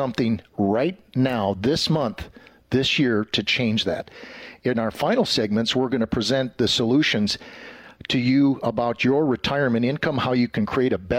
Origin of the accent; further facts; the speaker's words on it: Green Bay, Wisconsin, United States; I grew up in the Green Bay area